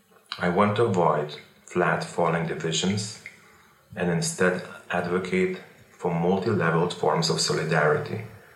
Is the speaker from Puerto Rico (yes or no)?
no; Lithuania; I was born and formed in Lithuania when it was part of the Soviet Union. I have lived through the Soviet Union's dissolution in 1989, and I have witnessed and enjoyed my country's development ever since.